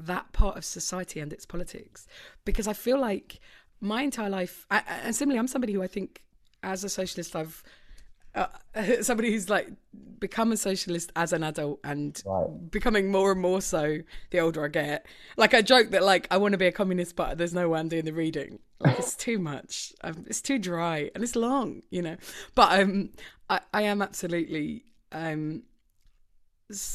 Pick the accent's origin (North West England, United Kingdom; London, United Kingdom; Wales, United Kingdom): London, United Kingdom; Orpington; I'm from Orpington